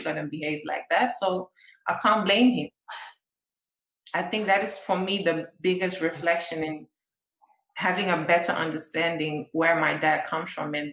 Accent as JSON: {"language": "English", "country": "Netherlands", "tie": "born or raised there", "moved": "as an adult", "lives_now": "Ghana", "said": "growing up in the Netherlands with my mom"}